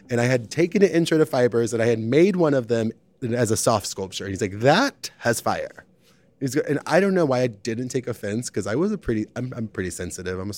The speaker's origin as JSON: {"language": "English", "region": "Arizona", "country": "United States", "moved": "yes", "lives_now": "Chicago, United States", "said": "I've been in Chicago for 16 years, most of my life, but I'm originally from Arizona, very close to the Mexican border, a really small town."}